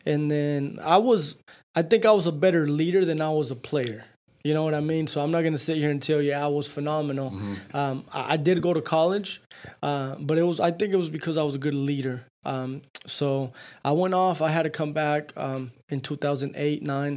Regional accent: Dalton, Georgia, United States; born and raised in Dalton, man, back in 89

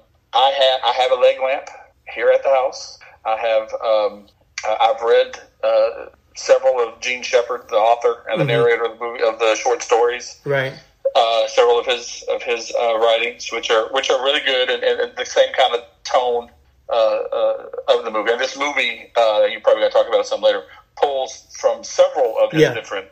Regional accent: Gary, West Virginia, United States; I grew up in Gary, West Virginia.

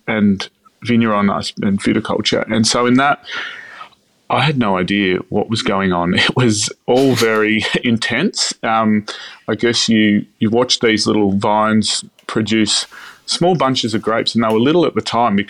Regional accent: Melbourne, Victoria, Australia; now in Rutherglen, Australia; I grew up in Melbourne. I loved it. I grew up in the northeastern suburbs.

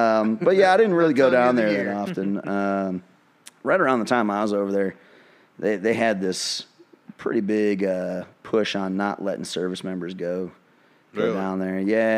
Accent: United States; also born or lived in California / North Carolina; I'm an amalgamation of America. I'm an American.

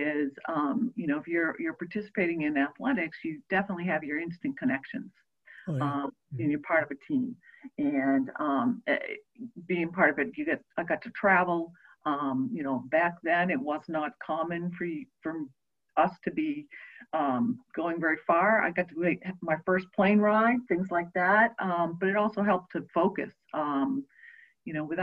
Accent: Maine, United States; moved away; also born or lived in Massachusetts; I grew up in Maine, long way from here

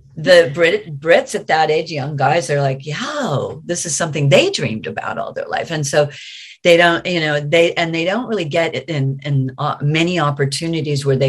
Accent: United States; I'm American

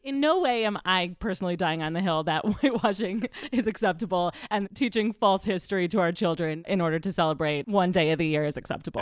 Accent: Middle America, Midwest, United States; I'm from Middle America

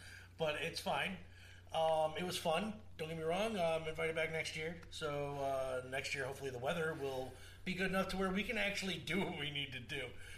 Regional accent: Portland, Oregon, United States; It's like, I'm from Portland, sir.

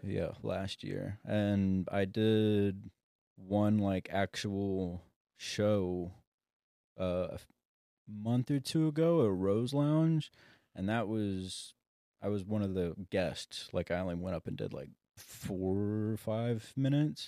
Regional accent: Sapulpa, Oklahoma, United States; moved away as an adult; also born or lived in California; I'm from Sepulpa

